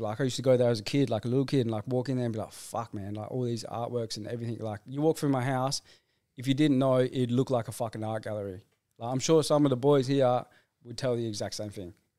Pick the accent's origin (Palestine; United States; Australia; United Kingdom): Australia; Rockingham, Western Australia; I'm from Rockingham.